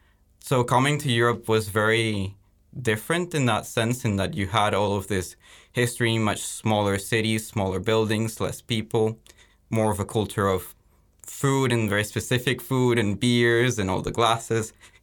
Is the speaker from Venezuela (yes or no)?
yes; Venezuela; also born or lived in United States / Antwerp, Belgium; now in Leuven, Belgium; originally I'm from Venezuela. So I lived near the capital city, Caracas.